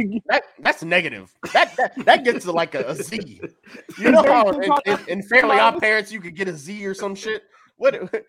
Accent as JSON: {"language": "English", "town": "Beaumont", "region": "Texas", "country": "United States", "tie": "born or raised there", "said": "We're in Beaumont, Texas. We're all from Beaumont, Texas."}